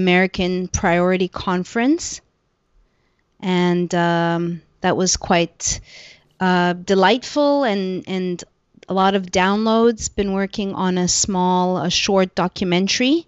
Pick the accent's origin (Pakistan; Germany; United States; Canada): Canada; I am a Canadian